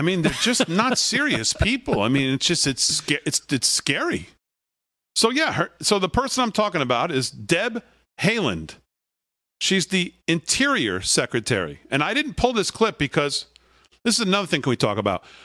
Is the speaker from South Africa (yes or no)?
no; Connecticut, United States; now in Long Island, United States; growing up in Connecticut